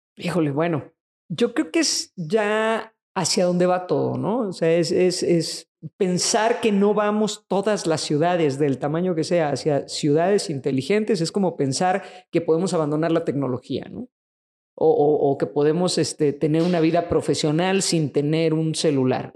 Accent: Mexico; en nuestro país y en el resto de Latinoamérica

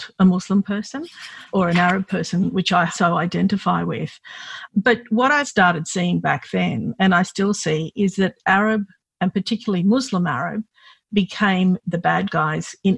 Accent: Sydney, New South Wales, Australia; I grew up here in Sydney. I was born here

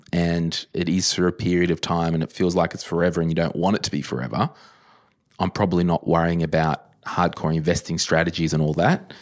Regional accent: Berkeley Vale, New South Wales, Australia; I grew up in Berkeley Vale

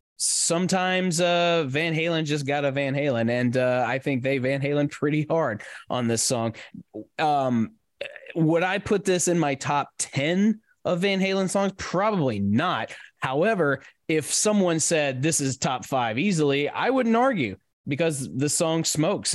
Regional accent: Nashville, Tennessee, United States; my my hometown

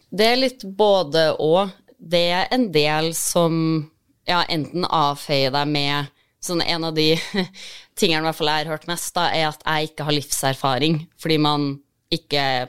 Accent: Trondheim, Trøndelag, Norway; jeg er fra Trondheim

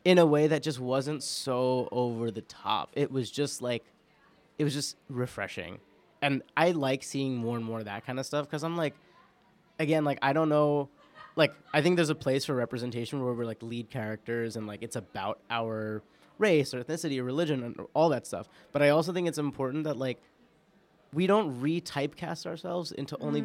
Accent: New York, United States; I'm an Indian Muslim person born and raised in New York

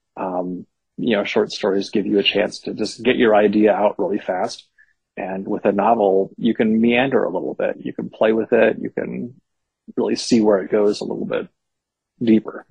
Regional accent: Berkeley, California, United States; I grew up in Berkeley uh, in the '70s and '80s

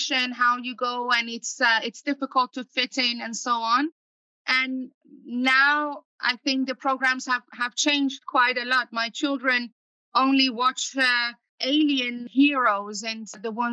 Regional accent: Iran; moved away as an adult; now in Netherlands; I'm originally from Iran, born and raised there. And for the past 17 years, I've been living in the Netherlands

